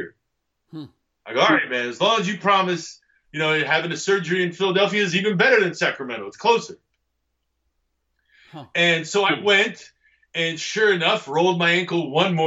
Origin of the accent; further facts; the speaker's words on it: Egypt; moved away; also born or lived in Greece; where I'm from in Egypt